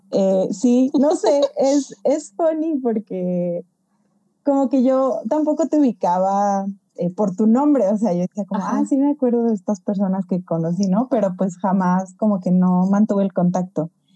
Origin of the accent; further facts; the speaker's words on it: Mexico; varias como mexicanas